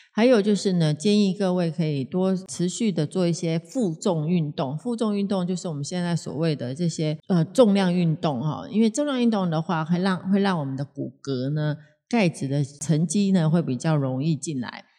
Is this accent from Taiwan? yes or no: yes; Taiwan; 我们台湾真正的有三大疾病呢，